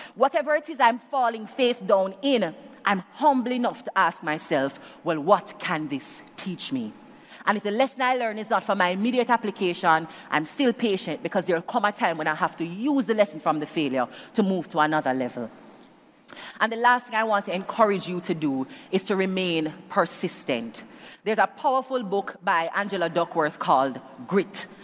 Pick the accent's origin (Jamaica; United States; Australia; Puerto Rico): Jamaica; as a Jamaican